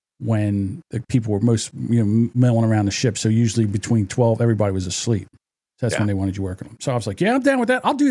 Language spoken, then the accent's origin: English; New Jersey, United States; in New Jersey, my home state